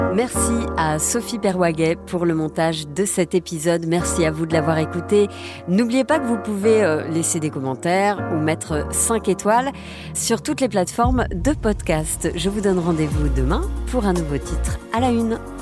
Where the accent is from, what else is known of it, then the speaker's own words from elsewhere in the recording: France; chez nous, en France